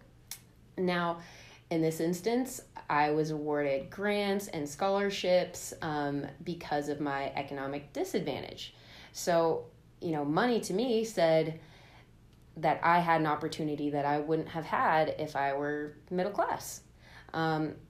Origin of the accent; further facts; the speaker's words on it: Oakland, California, United States; I grew up in Oakland, California